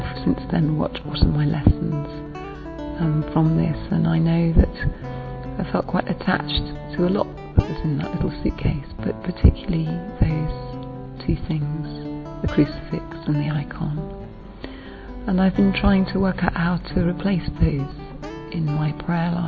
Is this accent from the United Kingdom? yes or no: yes; England, United Kingdom; I'm from England